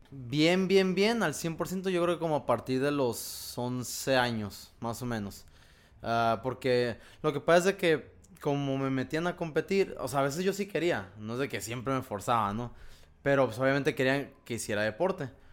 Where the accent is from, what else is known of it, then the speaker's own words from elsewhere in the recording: Ensenada, Baja California, Mexico; como soy de Ensenada, allá desde los 11, 12 años entrenábamos solos